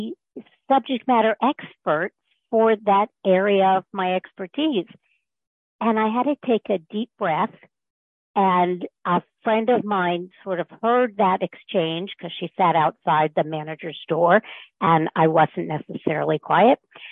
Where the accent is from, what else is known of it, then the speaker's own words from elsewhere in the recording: North Florida, United States; moved away as an adult; also born or lived in Mid-Atlantic; I grew up in North Florida